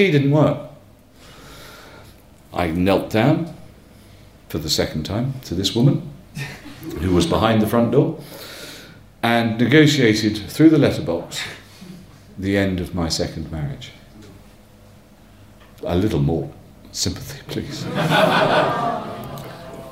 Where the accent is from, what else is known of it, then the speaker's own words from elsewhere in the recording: Northumberland, North East England, United Kingdom; moved away; also born or lived in Clapham, London; I come from Northumberland